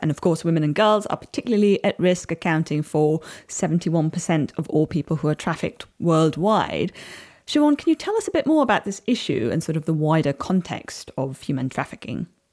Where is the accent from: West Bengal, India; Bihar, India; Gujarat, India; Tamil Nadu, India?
Tamil Nadu, India; Chennai; moved away; I grew up in India, and although it was in the big city of Chennai